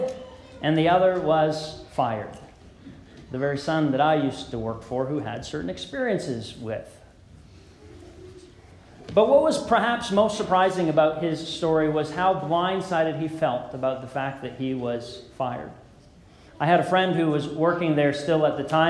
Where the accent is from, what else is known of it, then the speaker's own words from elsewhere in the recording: Beamsville, Ontario, Canada; As a kid growing up in the Beamsville Church of Christ